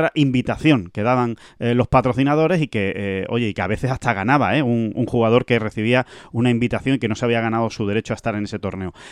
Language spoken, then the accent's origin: Spanish; Spain; veo golf, veo buenos golpes, veo verdis y encima si gana un español, yo que soy español, pues mm, me alegro más.